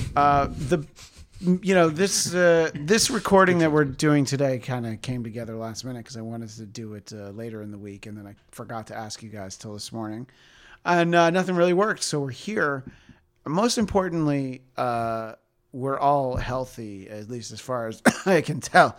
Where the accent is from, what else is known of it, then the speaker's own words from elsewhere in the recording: East Coast, United States; moved away; growing up on the East Coast